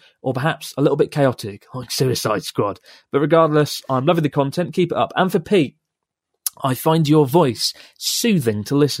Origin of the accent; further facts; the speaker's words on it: Perth, Western Australia, Australia; I'm from Perth, Australia.